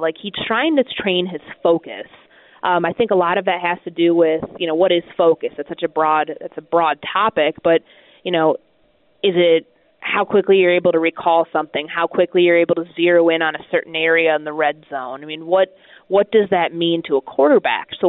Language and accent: English; Chicago, Illinois, United States; I'm best friends with my high school friends, and I'm from Chicago